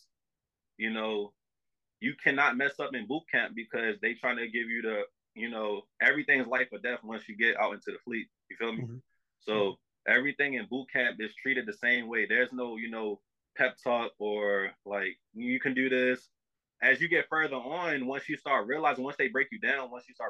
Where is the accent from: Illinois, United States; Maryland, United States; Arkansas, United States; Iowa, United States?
Maryland, United States; Baltimore; moved away as an adult; I'm all the way in Chicago. I'm from Baltimore